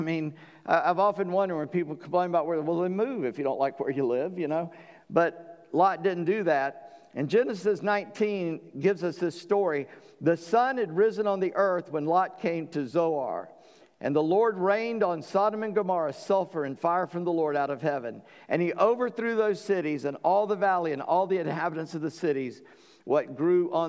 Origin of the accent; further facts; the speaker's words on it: North Charleston, South Carolina, United States; When people ask me where I'm from, I say Charleston. Technically, I'm from North Charleston